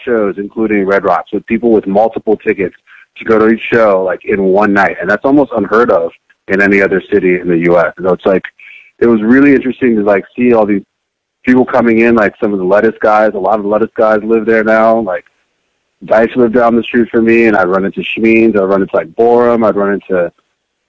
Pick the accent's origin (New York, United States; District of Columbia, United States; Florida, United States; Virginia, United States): Virginia, United States; Richmond; moved away as an adult; also born or lived in New Jersey / Monrovia, Liberia / London / Denver, Colorado; growing up in Richmond, Virginia